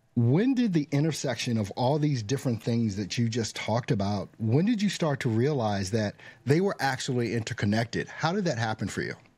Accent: United States; as an American

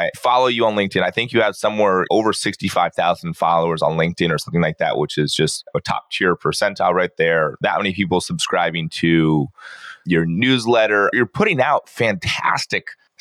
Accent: Poway, California, United States; I grew up down in Southern California

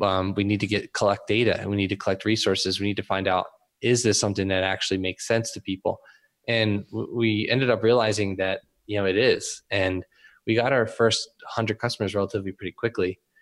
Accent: Philadelphia, Pennsylvania, United States; also born or lived in Camden; I grew up in Northeast Philly

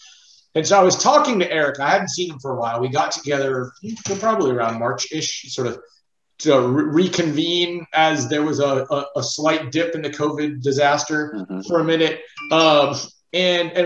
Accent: Los Angeles, California, United States; I grew up in Los Angeles. I grew up in Hollywood

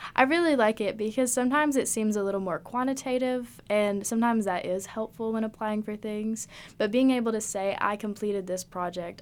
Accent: Oneida, Tennessee, United States; I'm from Oneida, Tennessee.

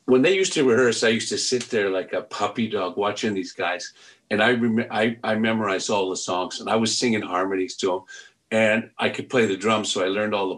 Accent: Penticton, British Columbia, Canada; also born or lived in Victoria, British Columbia; now in Vancouver, Canada; I was born in Victoria, but raised in Penticton after grade four, we moved

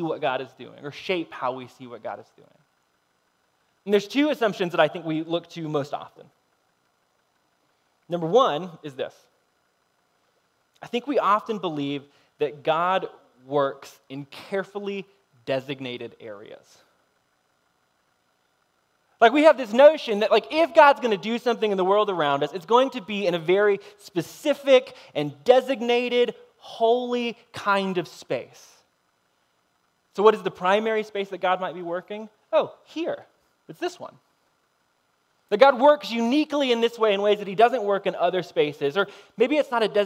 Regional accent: United States; we're American

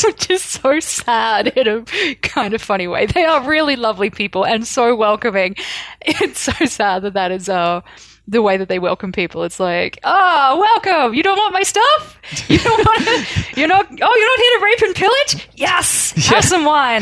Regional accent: Australia; I grew up in Australia

